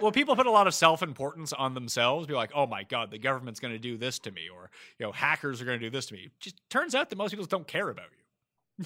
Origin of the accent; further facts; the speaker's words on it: Halifax, Nova Scotia, Canada; moved away as an adult; also born or lived in Toronto / New York; I'm from Halifax, which is a medium-sized Canadian city